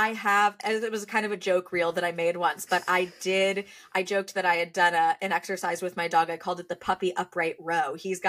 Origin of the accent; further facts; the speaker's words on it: United States; also born or lived in Los Angeles, United States / London, United Kingdom; now in California, United States; I was born and raised on the East Coast, so I was raised just outside of New York. I lived in LA for about a year and a half before living here.